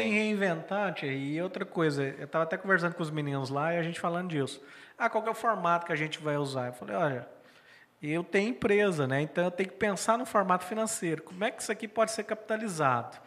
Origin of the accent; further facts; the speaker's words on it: Morrinhos, Goiás, Brazil; A gente é lá de Morrinhos